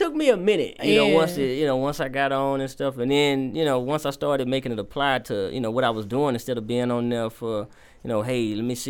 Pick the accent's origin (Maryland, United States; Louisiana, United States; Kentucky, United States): Louisiana, United States; Alexandria; I'm from Alexandria, Louisiana. Mm-hmm. That's where I was born and raised.